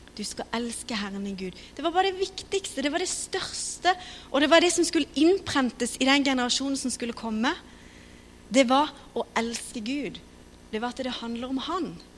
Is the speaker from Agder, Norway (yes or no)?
yes; Kristiansand, Agder, Norway; Vi kommer fra Philadelphia, Kristiansand. Har vokst opp